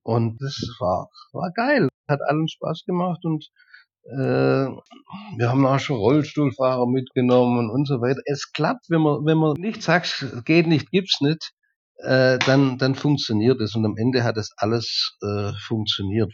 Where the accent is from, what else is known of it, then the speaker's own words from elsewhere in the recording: Germany; bei uns in Deutschland